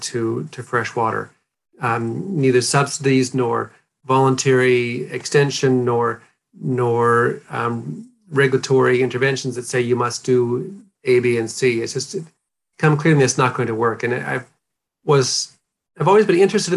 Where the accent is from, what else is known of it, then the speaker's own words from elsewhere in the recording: North Dakota, United States; moved away as an adult; now in New Zealand; I grew up in a small rural community in North Dakota in a farming family